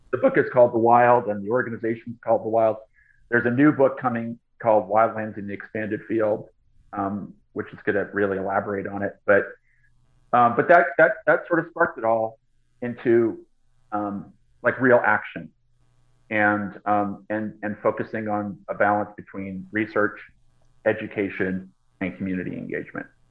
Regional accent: Boston, Massachusetts, United States; born or raised there; moved away as an adult; now in Los Angeles, United States

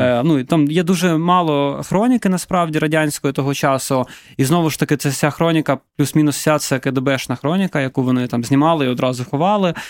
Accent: Donetsk, Donetsk Oblast, Ukraine; now in Kyiv, Ukraine; я родом з Донецька.

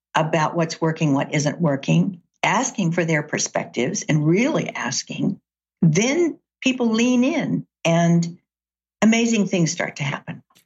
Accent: Chattanooga, Tennessee, United States; now in Seattle, United States; I grew up in Chattanooga, Tennessee.

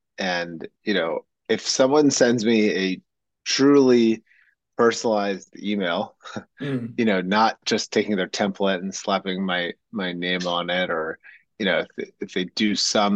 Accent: Ocean City, Maryland, United States; I'm from Ocean City, Maryland. It's a small mid-Atlantic beach town in the United States

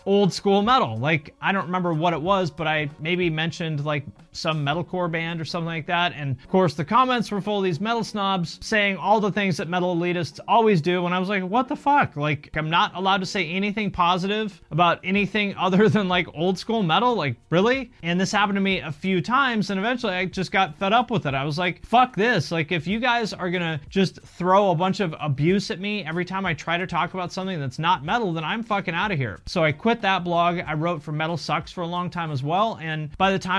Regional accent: Seattle, Washington, United States; I grew up on the West Coast in the Seattle

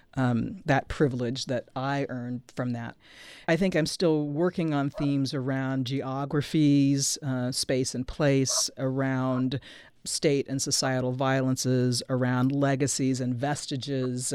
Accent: Nebraska, United States; I grew up in Nebraska

